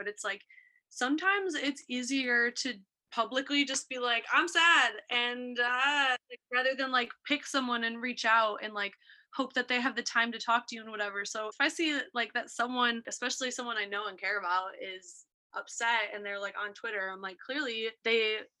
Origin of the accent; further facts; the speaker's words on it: Buffalo, New York, United States; moved away as an adult; also born or lived in Ohio; I grew up in Buffalo, New York, East Coaster. So I went to school originally in Ohio.